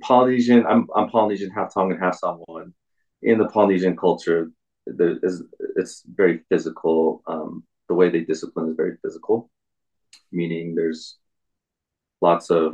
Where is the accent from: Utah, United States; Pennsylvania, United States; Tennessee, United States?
Utah, United States; Provo; also born or lived in Salt Lake City, Utah / Bountiful, Utah; I grew up in in Utah County, um, Provo, Orem area, and then moved around a lot, Salt Lake. Um, ended up in in Salt Lake, a bountiful area.